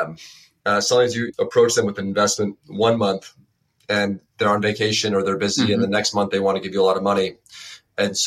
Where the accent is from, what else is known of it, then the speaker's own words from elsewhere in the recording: Westchester County, New York, United States; I'm from Westchester County, so about an hour north of the city